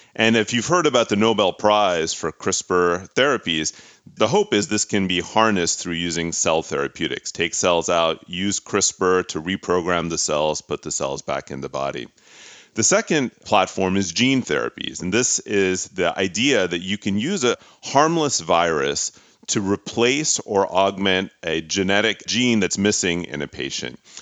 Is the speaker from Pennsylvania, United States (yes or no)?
yes; Pittsburgh, Pennsylvania, United States; moved away; I'm a son of immigrant parents from India. I grew up in Pittsburgh, Pennsylvania